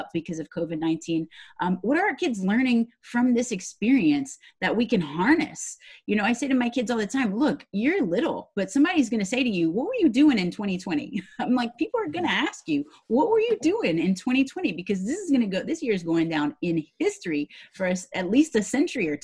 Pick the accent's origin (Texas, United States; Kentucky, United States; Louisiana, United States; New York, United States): Louisiana, United States; And I'm from the South. I'm from Louisiana